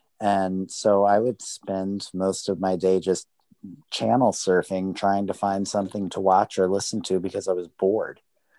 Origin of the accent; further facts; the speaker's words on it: Maryland, United States; I grew up in Maryland, so we actually had snow days.